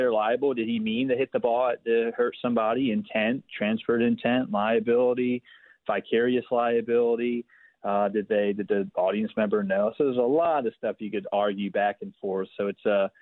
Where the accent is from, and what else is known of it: Philadelphia, Pennsylvania, United States; born or raised there